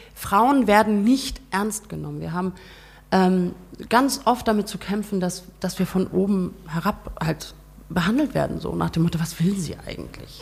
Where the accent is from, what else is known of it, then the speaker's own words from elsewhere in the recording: Brunsbüttel, Schleswig-Holstein, Germany; also born or lived in Flensburg; now in Hemmingstedt, Germany; ich bin in Flensburg geboren, meine mhm. Eltern sind nach Brunsbüttel gezogen